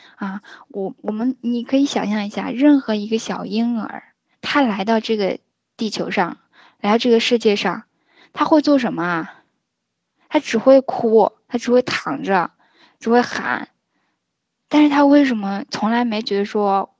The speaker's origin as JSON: {"language": "Chinese", "country": "China", "said": "我们中国人"}